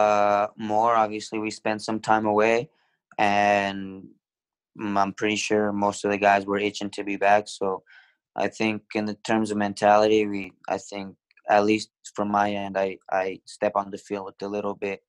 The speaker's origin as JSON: {"language": "English", "town": "Reno", "region": "Nevada", "country": "United States", "tie": "born or raised there", "moved": "as an adult", "said": "I came from Reno where I just played club soccer"}